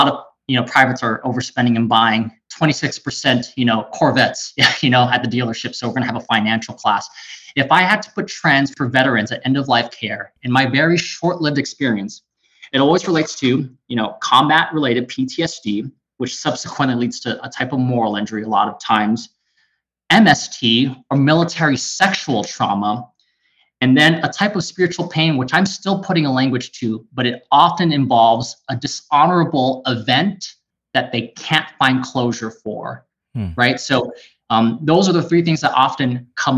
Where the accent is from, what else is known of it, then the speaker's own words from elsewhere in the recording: California, United States; also born or lived in Waikele, Oahu, Hawaii; now in Central Oregon, United States; in third grade, me and my family moved to California, and it was completely different.